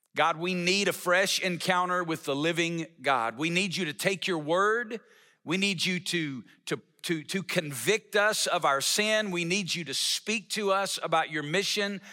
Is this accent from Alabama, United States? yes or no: yes; Alabama, United States; moved away as an adult; now in Las Vegas, United States; I'm not originally from Las Vegas. I'm originally from Alabama.